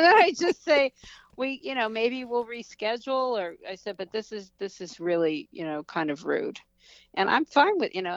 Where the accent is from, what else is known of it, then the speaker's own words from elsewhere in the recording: United States; as an American